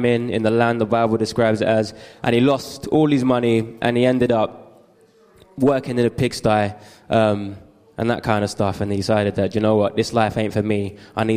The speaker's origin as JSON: {"language": "English", "region": "London", "country": "United Kingdom", "tie": "born or raised there", "said": "I grew up in East London"}